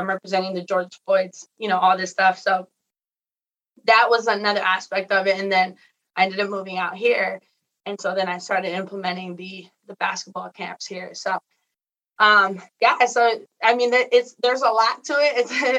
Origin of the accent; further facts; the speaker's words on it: Mexico; now in United States; And then I got invited to go back to my hometown in Mexico, and we ran a camp.